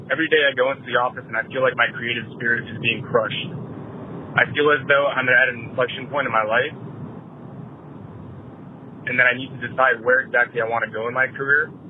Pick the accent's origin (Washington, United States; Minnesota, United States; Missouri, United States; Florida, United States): Florida, United States; South; I'm 24 years old, and I'm from South Florida.